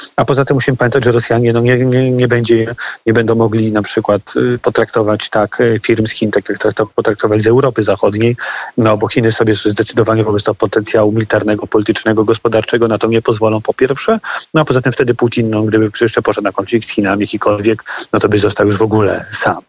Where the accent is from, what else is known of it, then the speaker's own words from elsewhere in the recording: Łódź, Łódź Voivodeship, Poland; wywodzę się z Łodzi